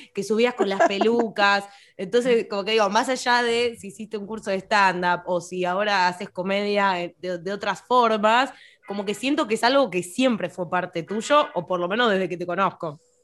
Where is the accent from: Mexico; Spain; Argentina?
Argentina; Morón, Buenos Aires Province; una humilde muchacha de Morón